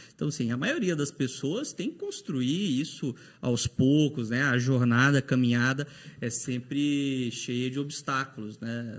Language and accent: Portuguese; Teresina, Piauí, Brazil; moved away as an adult; now in Paraná, Brazil; Lá no meu estado natal, no Piauí, em Teresina